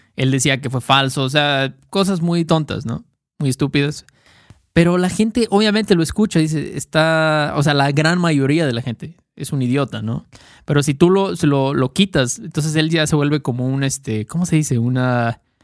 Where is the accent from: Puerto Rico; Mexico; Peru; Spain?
Mexico; expresiones muy mexicanas que usamos Héctor y yo, porque somos mexicanos